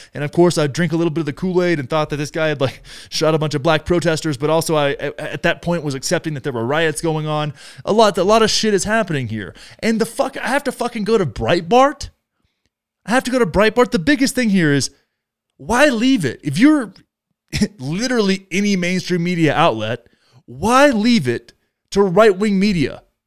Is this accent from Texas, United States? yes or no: yes; Texas, United States; close to my hometown